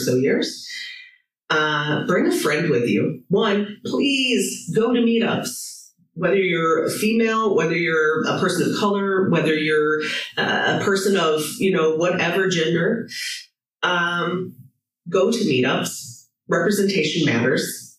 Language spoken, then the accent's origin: English; St. Louis, Missouri, United States; moved away as an adult; now in Ireland; my friends in St. Louis. I was just there last week, back in my hometown